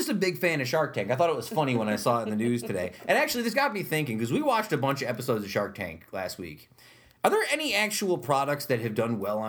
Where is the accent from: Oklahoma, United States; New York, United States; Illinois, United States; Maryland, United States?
New York, United States; Utica; I grew up on Ballantyne Bray.